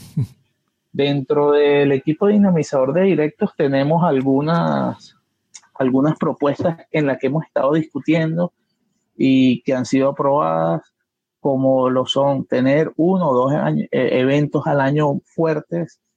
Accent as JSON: {"language": "Spanish", "town": "Caracas", "region": "Capital District", "country": "Venezuela", "said": "soy de Caracas, Venezuela"}